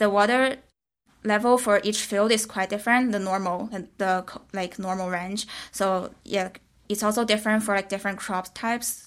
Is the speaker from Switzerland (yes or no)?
no; China; moved away as an adult; now in San Francisco, United States; I come from China. I just been in America for this program.